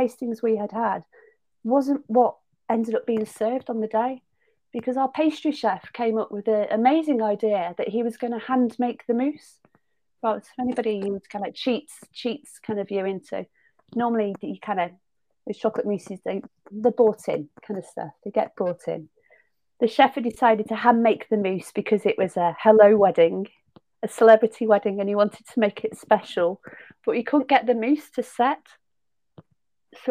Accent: Southport, North West England, United Kingdom; accent: Lancashire; So I'm from Southport originally. So I'm a Merseyside girl with a Lancashire accent

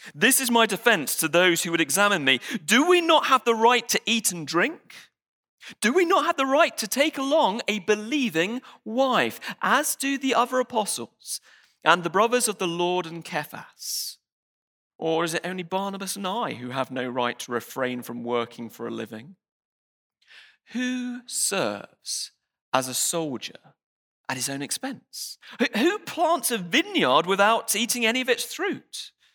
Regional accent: United Kingdom; I'm British

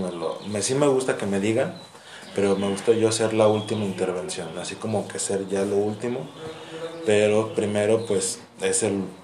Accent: Guadalajara, Jalisco, Mexico; moved away; soy de Guadalajara.

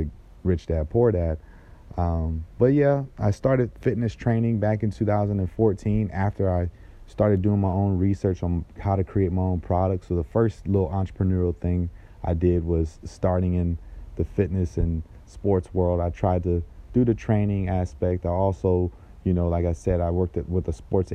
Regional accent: Jacksonville, Florida, United States; moved away as an adult; now in South Florida, United States; I'm from originally Jacksonville, Florida. I grew up in that area.

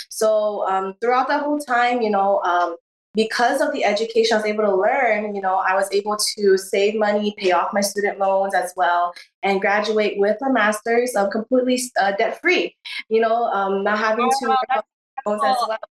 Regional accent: Honolulu, Hawaii, United States; uh, I was born and raised in Honolulu, Hawaii

